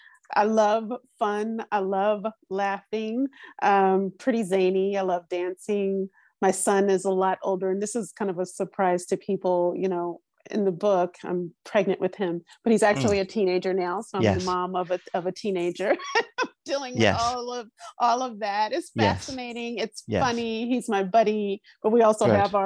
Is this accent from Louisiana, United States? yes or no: yes; Louisiana, United States; moved away as an adult; also born or lived in New Orleans, Louisiana; now in Los Angeles, United States; I was born in Louisiana. I grew up there. I didn't leave to live until I was 30.